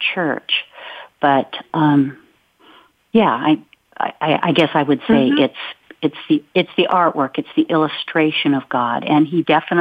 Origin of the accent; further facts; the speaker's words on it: Olympic Peninsula, Washington, United States; I grew up on the Olympic Peninsula, where our town was sandwiched between the Olympic Mountains and the Strait of Juan de Fuca